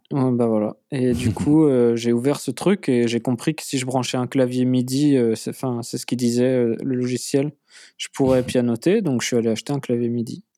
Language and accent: French; Nantes, Pays de la Loire, France; je suis né à Nantes